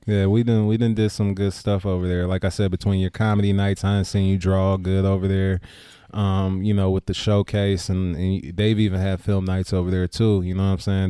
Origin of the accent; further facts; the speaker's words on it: Richmond, United States; when I grew up in Richmond, it was predominantly black.